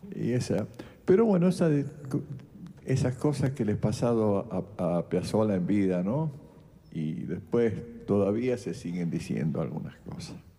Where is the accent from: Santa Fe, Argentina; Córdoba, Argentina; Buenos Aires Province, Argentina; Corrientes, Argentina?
Santa Fe, Argentina; San Eduardo; moved away; soy del sur de Santa Fe. Digo venado tuerto por referencia, pero yo soy de un pueblito chiquitito, San Eduardo, está al lado eso